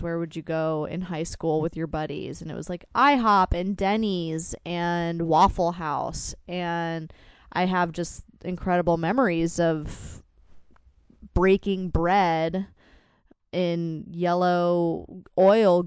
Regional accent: Fredericksburg, Virginia, United States; moved away; I grew up in Fredericksburg, Virginia

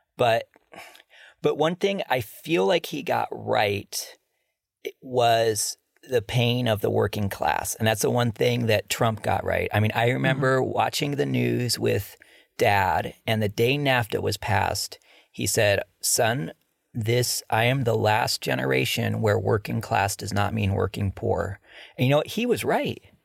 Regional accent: Cleveland, Ohio, United States; growing up in Cleveland, I remember in the second grade, I was pretty much the only white kid at an all black school.

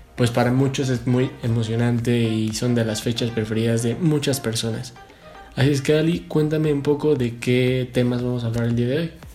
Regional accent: Mexico; nuestro país

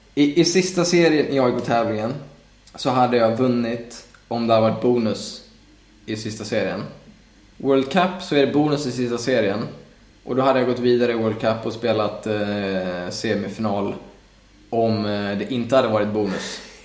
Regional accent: Stockholm, Stockholm County, Sweden; also born or lived in Skåne; now in Gothenburg, Sweden; jag är från Stockholm och jag fyller år då så att jag har ändå tänkt vara uppe med familjen

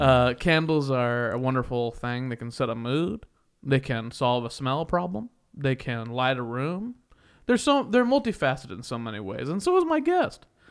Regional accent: Kansas, United States; I'm from Kansas

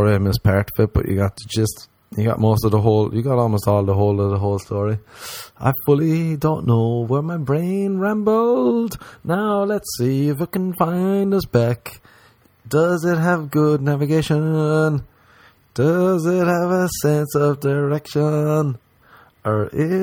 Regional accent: Ireland; moved away as an adult; now in Los Angeles, United States; when we were growing up in Ireland

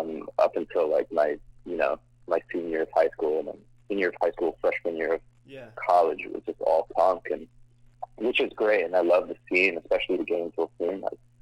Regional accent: Scotland, United Kingdom; also born or lived in United States / Middle East; I'm actually not from the tri-state area. I'm from Scotland originally, and I moved around the United States and the Middle East.

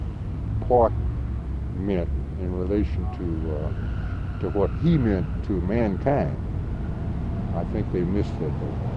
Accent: St. Louis, Missouri, United States; I was born up on Newstead, and I started grade kindergarten in a portable down there on the other end of Sumner.

